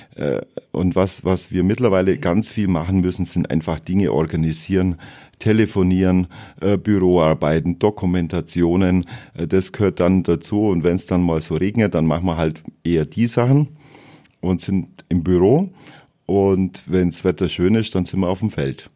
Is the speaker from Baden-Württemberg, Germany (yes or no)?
no; Wallerstein, Bavaria, Germany; Ich bin in Wallerstein geboren, äh, 1970, also doch schon etwas älter. Und äh, ja, ich bin aufgewachsen in, in der Ecke Wallerstein, dort zur Schule gegangen und dann in Nördlingen die Realschule.